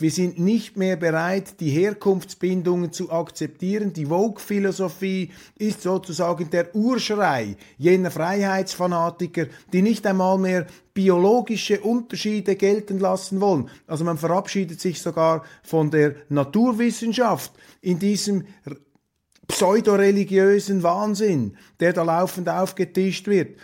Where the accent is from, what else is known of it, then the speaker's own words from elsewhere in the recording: Switzerland; Für mich als Schweizer